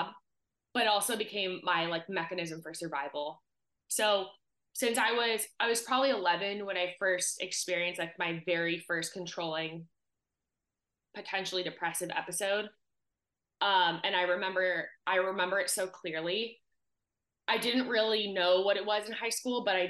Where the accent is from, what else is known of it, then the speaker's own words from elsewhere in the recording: Southern California, United States; growing up in Southern California, you just have access to year-round sports and being outside